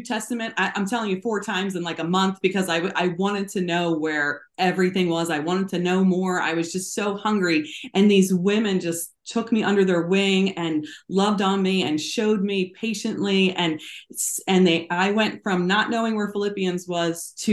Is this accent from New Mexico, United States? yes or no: no; New Jersey, United States; moved away as an adult; also born or lived in Florida / South Korea; I grew up in South Jersey.